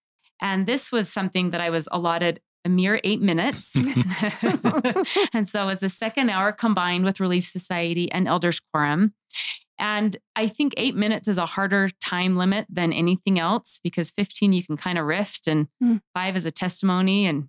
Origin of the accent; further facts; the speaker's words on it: Sandy, Utah, United States; also born or lived in Herriman, Utah; I grew up in Sandy, Utah, and am now in Harriman